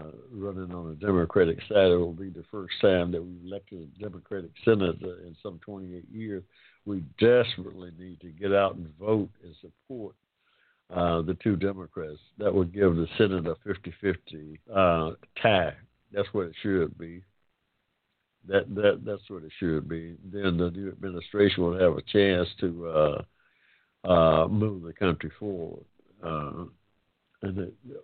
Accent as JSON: {"language": "English", "region": "Georgia", "country": "United States", "said": "I'm proud of the state of Georgia, though. It's my home state"}